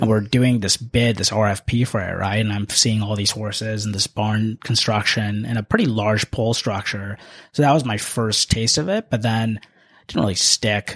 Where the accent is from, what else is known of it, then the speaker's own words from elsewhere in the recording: Washington, District of Columbia, United States; also born or lived in India / Tempe, Arizona; I am not originally from the DC area, although I've lived here my entire life. I grew up in this area, but I was born in India